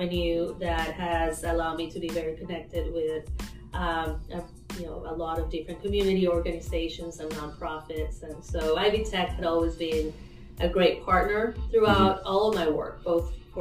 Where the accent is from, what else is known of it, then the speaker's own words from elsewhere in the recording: Caracas, Capital District, Venezuela; moved away as an adult; now in Evansville, United States; I am originally from Caracas, Venezuela, and I came here with my husband, who's also from Venezuela.